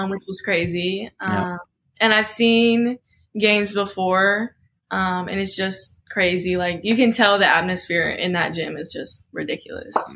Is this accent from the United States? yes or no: yes; Oklahoma, United States; I was born in Oklahoma.